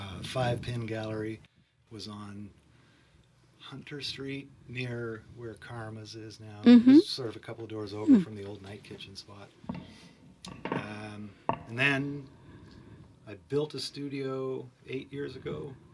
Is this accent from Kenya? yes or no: no; Kingston, Ontario, Canada; moved away as an adult; also born or lived in Victoria; now in Peterborough, Canada; We were from Kingston.